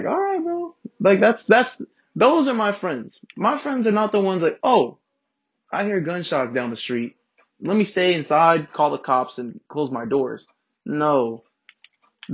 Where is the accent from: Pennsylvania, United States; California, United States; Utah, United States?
California, United States; Inland Empire; I'm from the Inland Empire. Not really Los Angeles